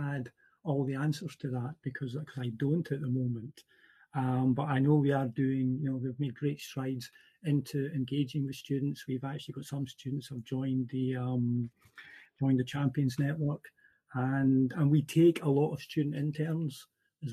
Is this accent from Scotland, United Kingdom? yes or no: yes; Central Scotland, United Kingdom; I'm from Central Scotland.